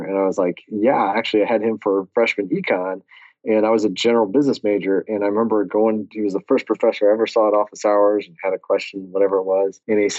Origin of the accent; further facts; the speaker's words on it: San Antonio, Texas, United States; Yeah, I'm from San Antonio, but happen to be speaking to you today from AF Group headquarters in Lansing, Michigan.